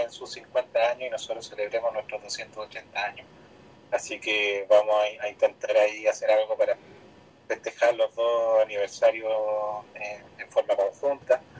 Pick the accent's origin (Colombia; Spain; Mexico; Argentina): Argentina; lo que más nos orgullosos como argentinos.